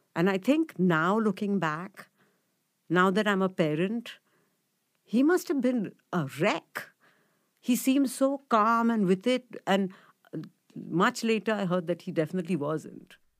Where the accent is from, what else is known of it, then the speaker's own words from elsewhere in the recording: Mumbai, Maharashtra, India; so I grew up in Bombay, um, in a place called Chembur